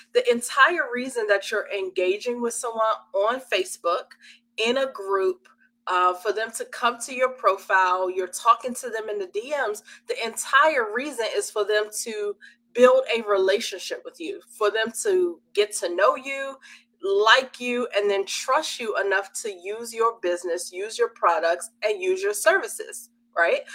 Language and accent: English; Washington, District of Columbia, United States; I'm from Washington, D.C.